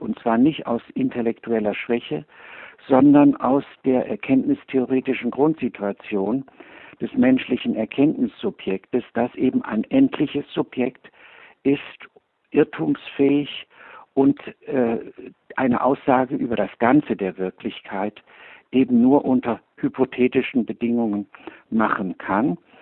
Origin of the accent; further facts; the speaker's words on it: Cologne, North Rhine-Westphalia, Germany; ich habe in Köln gelebt und dort Abitur gemacht